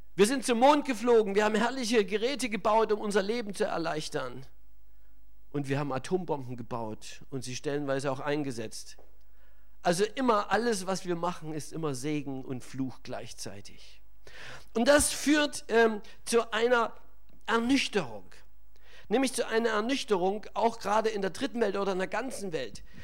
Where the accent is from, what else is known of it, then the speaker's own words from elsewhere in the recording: Germany; bei uns in Deutschland